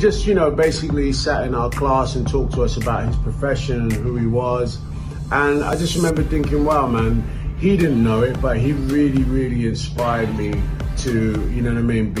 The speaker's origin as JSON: {"language": "English", "region": "London", "country": "United Kingdom", "tie": "born or raised there", "said": "I come from East London, it was a poor little neighborhood"}